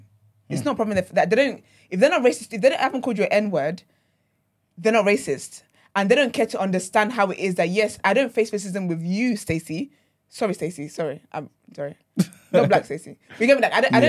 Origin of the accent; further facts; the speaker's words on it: Nigeria; now in United Kingdom; Yeah, I think my experience is definitely different because, like, I grew up in Nigeria and then I moved here.